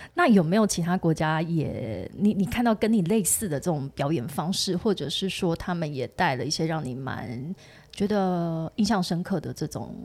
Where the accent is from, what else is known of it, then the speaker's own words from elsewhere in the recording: Taiwan; 我们都是来自于台湾